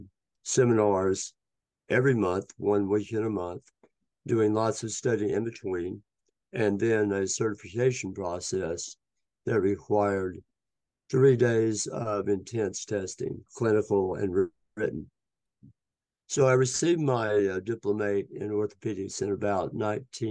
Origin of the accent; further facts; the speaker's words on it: Tennessee, United States; moved away as an adult; also born or lived in Hudson Valley, New York; I'm a Tennessee boy. I grew up in Tennessee